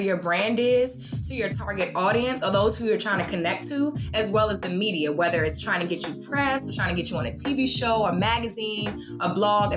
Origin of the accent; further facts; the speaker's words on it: Washington, District of Columbia, United States; moved away as an adult; now in Atlanta, United States; I'm originally from Washington, D.C. I moved down here for college.